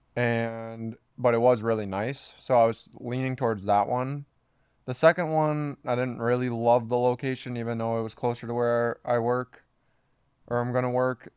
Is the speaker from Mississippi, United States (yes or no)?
no; Minnesota, United States; now in Kansas City, United States; we're from Minnesota